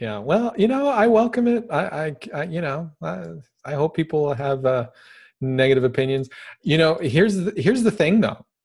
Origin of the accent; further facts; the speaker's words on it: United States; I'm an American